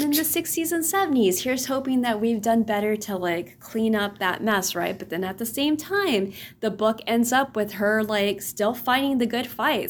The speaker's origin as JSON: {"language": "English", "area": "the Rio Grande Valley", "region": "Texas", "country": "United States", "moved": "yes", "said": "Coming from the valley, our beach is South Padre Island"}